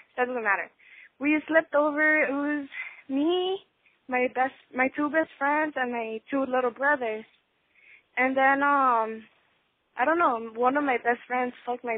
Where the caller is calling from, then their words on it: Los Angeles, California, United States; I'm calling from L.A.